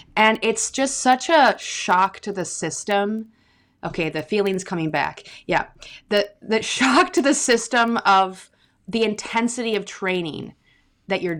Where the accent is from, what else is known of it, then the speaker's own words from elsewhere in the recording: Victoria, British Columbia, Canada; also born or lived in Glasgow; I grew up in Victoria on Vancouver Island